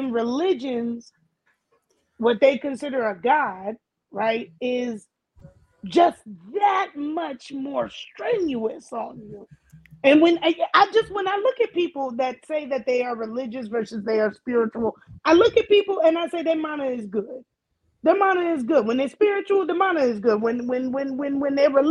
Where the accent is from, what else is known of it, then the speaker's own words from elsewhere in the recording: Hawaii, United States; first language Hawaiian; English is a second language; as a Hawaiian person who believes in two-spiritedness